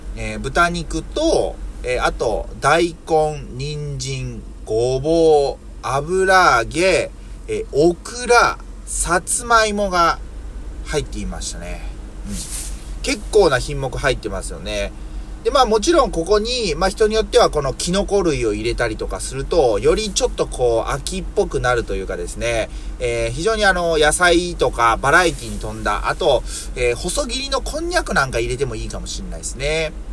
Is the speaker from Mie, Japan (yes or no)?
yes; Yokkaichi, Mie, Japan; 僕の住んでいる三重県四日市市はね、というかまあ僕の実家がというか、この地域もそうなんですけども